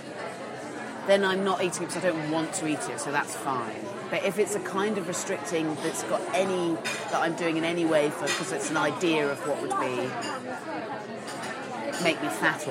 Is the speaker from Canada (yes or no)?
no; Swanage, South West England, United Kingdom; I had a friend called Hayley when I was growing up in Swanage